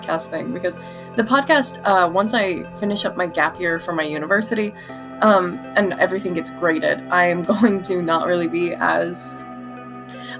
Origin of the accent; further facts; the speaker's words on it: Utah, United States; growing up in Utah